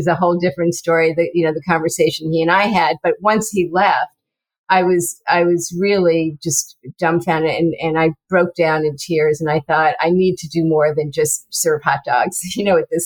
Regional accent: New York, United States; moved away; I was from New York originally and grew up there, and my whole family

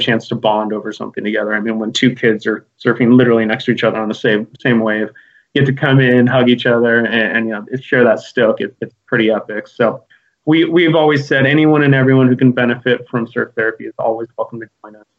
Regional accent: Santa Cruz, California, United States; I was born and raised in Santa Cruz

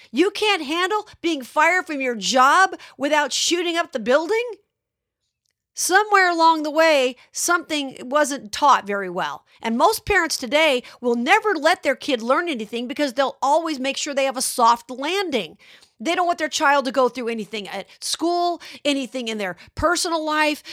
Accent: Las Vegas, Nevada, United States; my hometown of Las Vegas

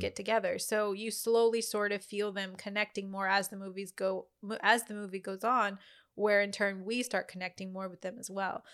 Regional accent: Louisiana, United States; I'm from Louisiana

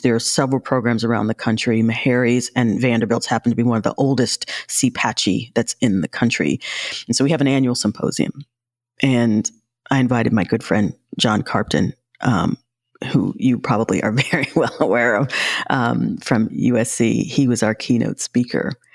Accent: New York City, New York, United States; I grew up in New York

